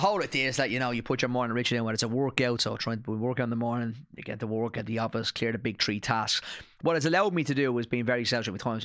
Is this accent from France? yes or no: no; Ireland; I'm an Irish citizen